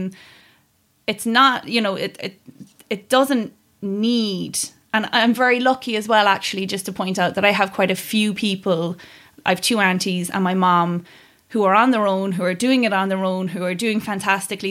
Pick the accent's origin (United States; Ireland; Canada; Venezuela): Ireland; Kerry, Munster; I grew up in Kerry